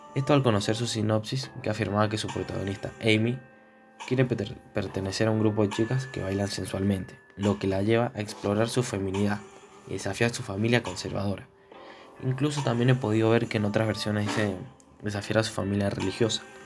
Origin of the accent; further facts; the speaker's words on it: Argentina; somos de Argentina